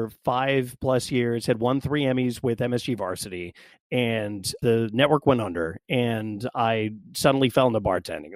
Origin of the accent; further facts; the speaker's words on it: West Virginia, United States; born and raised in West Virginia